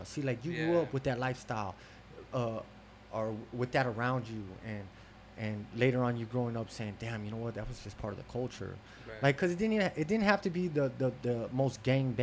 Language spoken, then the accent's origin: English; Las Vegas, Nevada, United States; I'm from Las Vegas